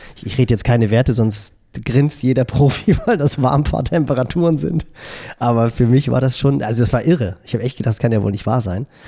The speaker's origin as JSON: {"language": "German", "region": "Northern Germany", "country": "Germany", "said": "als Norddeutscher"}